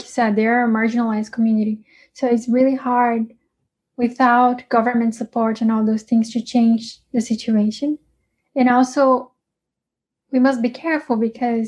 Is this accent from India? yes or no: no; Brazil; we are from Brazil